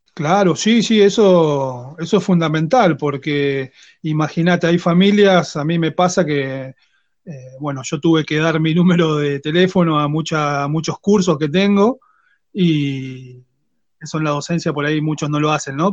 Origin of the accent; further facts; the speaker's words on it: Quilmes, Buenos Aires Province, Argentina; Yo soy de Quilmes.